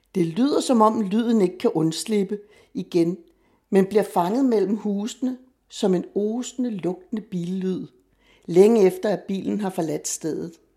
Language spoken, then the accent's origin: Danish; Copenhagen, Capital Region of Denmark, Denmark; jeg er født og opvokset i Vanløse og har boet der sammenlagt femogtredive år af mit liv